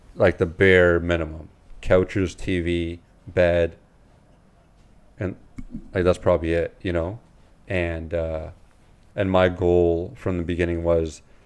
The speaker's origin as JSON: {"language": "English", "town": "London", "region": "Ontario", "country": "Canada", "tie": "born or raised there", "said": "I got born and raised in London."}